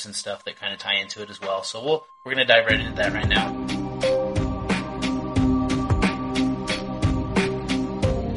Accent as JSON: {"language": "English", "country": "United States", "said": "I'm American"}